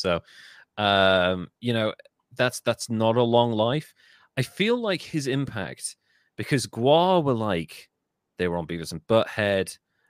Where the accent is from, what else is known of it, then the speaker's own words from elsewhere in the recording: Birmingham, West Midlands, United Kingdom; because a lot of it was from the West Midlands, from the Birmingham area where I'm from